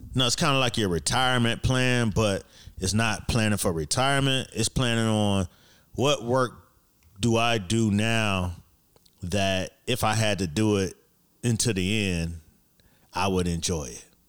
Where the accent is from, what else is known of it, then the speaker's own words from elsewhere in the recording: Miami, Florida, United States; moved away; I'm from Miami, so it was summer all the fucking time